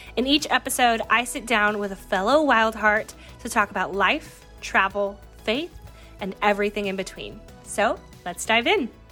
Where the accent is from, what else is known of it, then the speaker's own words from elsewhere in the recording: California, United States; moved away; I decided to temporarily move back to my home state of California